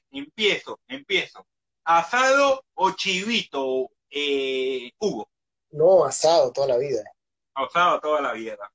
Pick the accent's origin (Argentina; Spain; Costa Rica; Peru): Peru; Cajamarca; Cajamarca. Mi tierra, la de, la, de los Colorados.